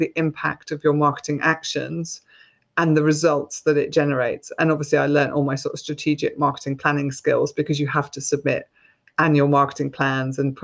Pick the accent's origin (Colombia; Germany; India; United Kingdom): United Kingdom; Scotland; now in Gloucestershire, United Kingdom; I was brought up in Scotland